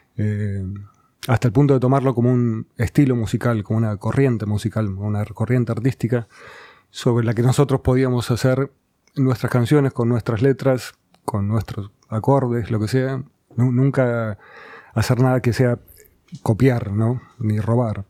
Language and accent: Spanish; Banfield, Buenos Aires Province, Argentina; also born or lived in Burzaco; Yo nací en zona sur, nací en Banfield